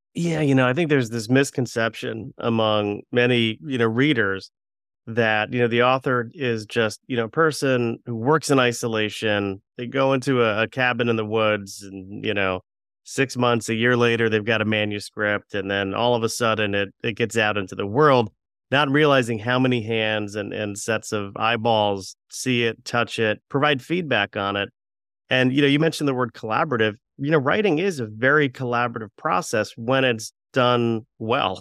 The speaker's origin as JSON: {"language": "English", "region": "Florida", "country": "United States", "tie": "born or raised there", "said": "we were growing growing up in Florida"}